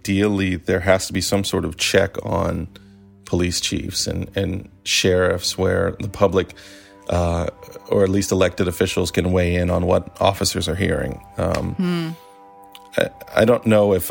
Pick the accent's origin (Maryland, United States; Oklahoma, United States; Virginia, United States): Maryland, United States; I'm from Maryland